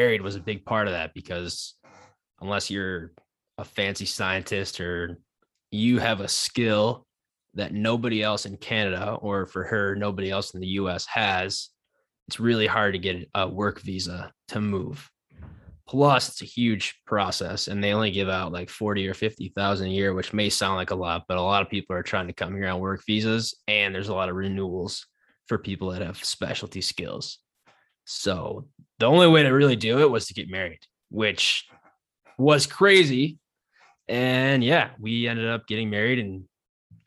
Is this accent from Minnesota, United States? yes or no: no; Buffalo, New York, United States; also born or lived in Chicago; now in Minneapolis, United States; I'm from Buffalo